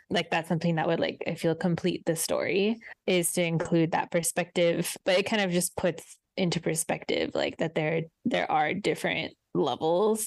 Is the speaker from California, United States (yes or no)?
yes; Southern California, United States; as someone who grew up in SoCal